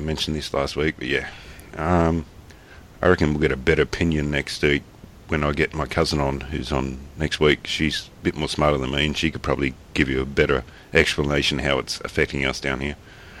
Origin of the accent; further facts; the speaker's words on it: Australia; I'm an Australian, not an American